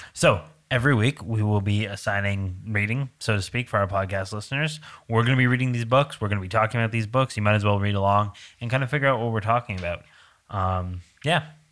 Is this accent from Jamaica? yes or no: no; Canada; I'm Canadian